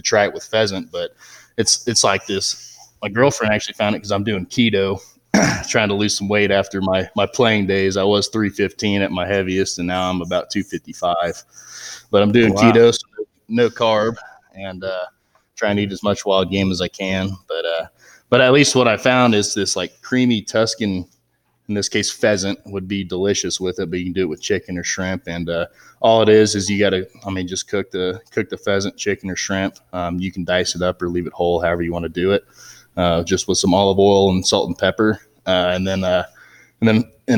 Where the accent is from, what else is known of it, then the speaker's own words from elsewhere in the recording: Southlake, Texas, United States; moved away as an adult; also born or lived in Golden, Colorado; now in Stratton, United States; I grew up in Southlake, Texas, which is a suburb outside of Dallas, Fort Worth, and then lived there my first 18 years through high school and everything